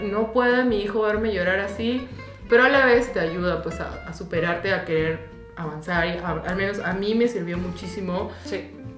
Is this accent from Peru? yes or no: yes; Peru; moved away as an adult; now in Germany; sí extraño mi patria